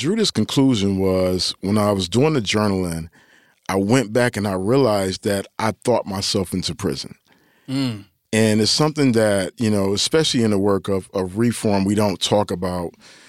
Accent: Detroit, Michigan, United States; I'm from Detroit, but I don't really like Jordan in that way.

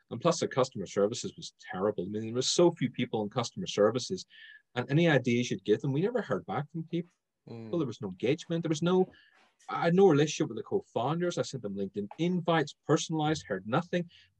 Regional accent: Ireland; But Clubhouse has enabled me to slow my speech down, because bear in mind, I'm Irish. Irish people speak super fast.

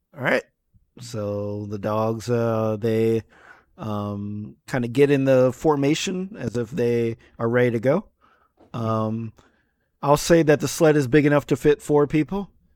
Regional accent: New York area, United States; growing up in the New York area, I would go to Coney Island

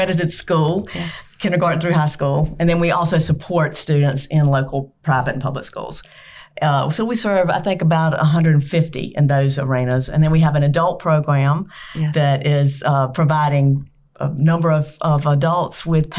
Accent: South Carolina, United States; I am from South Carolina, grew up on the other side of the state, and then moved here.

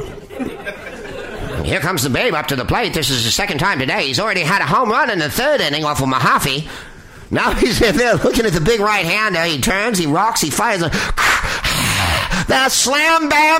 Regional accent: San Carlos, California, United States; I grew up in San Carlos, California, which was a stultifying place of white suburban existence

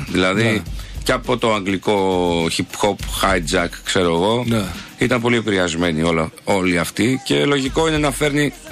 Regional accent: Siatista, Western Macedonia, Greece; born or raised there

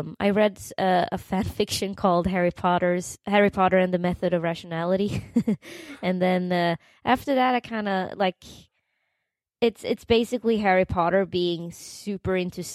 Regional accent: Uppsala, Uppsala County, Sweden; English is a second language; moved away as an adult; now in New York City, United States; I was born and raised in Uppsala, the student town of Uppsala

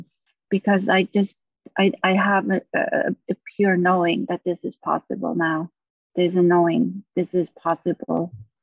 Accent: Maui, Hawaii, United States; From Hawaii.

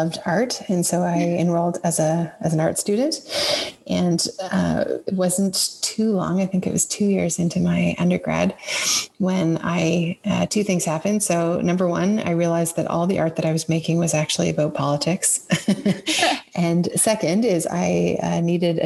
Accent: Exeter, Ontario, Canada; I grew up in a town called Exeter, which is about half an hour outside of London

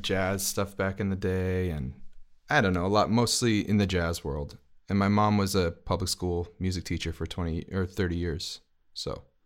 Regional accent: New York City, New York, United States; I'm from Brooklyn

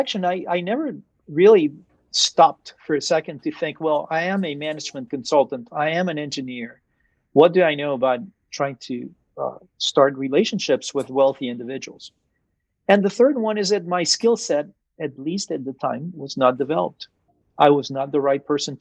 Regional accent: Venezuela; moved away as an adult; I was born in Venezuela. I was raised in Venezuela until I was about 18 years old, and my family was there

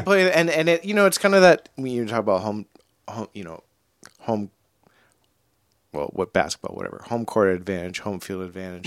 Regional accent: New England, United States; growing up in New England

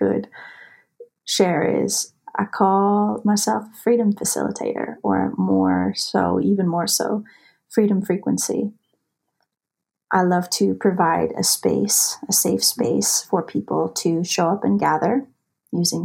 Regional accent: United States; also born or lived in Montana / Idaho; I was raised in the mountains. I grew up in Montana. I grew up in Idaho

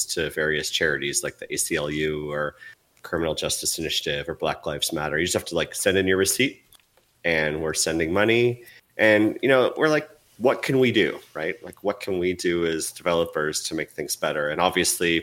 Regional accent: United States

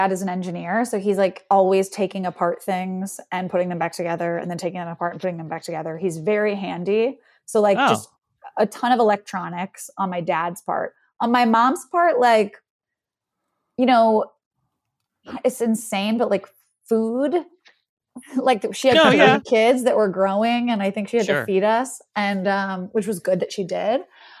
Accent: the South, United States; I am from the South.

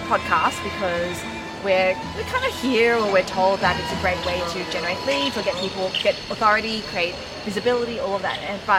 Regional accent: Australia; accent: Aussie; But that's my Aussie accent.

